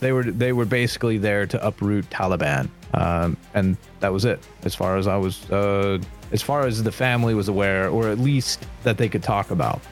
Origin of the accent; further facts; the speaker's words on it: United States; as an American